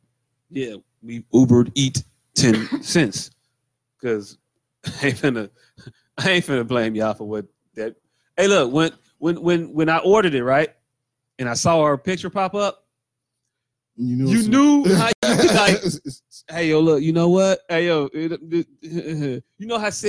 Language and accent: English; Chicago, Illinois, United States; I'm from Chicago